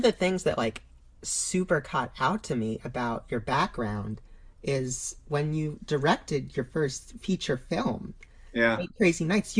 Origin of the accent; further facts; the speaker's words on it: New York, United States; moved away as an adult; now in Burbank, United States; I'm from New York originally